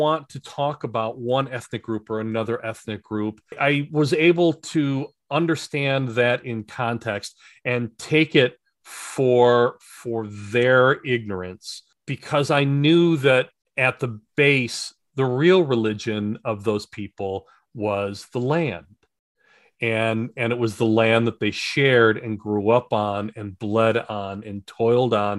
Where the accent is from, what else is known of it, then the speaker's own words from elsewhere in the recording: United States; I was an American